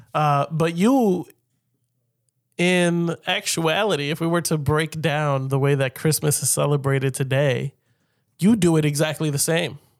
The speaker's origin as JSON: {"language": "English", "country": "United States", "said": "as an American"}